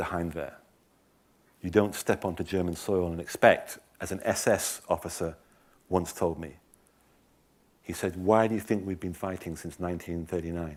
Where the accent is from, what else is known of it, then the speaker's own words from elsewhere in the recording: England, United Kingdom; I'm an Englishman